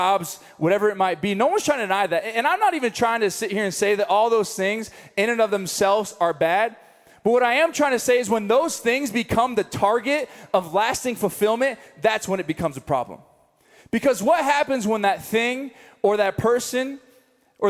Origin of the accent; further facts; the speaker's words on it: Missouri, United States; now in Colorado, United States; I'm from Missouri, we got Walmarts